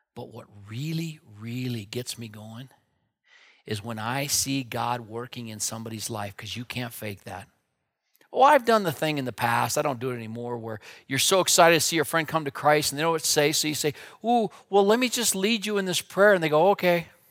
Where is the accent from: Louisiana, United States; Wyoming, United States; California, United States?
Wyoming, United States; Wheatland; also born or lived in Minneapolis; I grew up out here in Wyoming, and my dad was a pastor in Wheatland